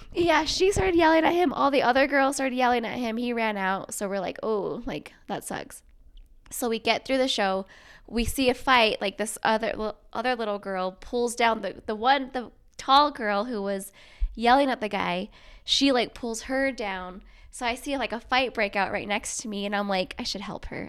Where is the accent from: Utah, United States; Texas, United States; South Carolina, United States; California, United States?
Utah, United States; Bountiful; also born or lived in Navajo Reservation, Arizona; I basically grew up here in, like, Bountiful, Centerville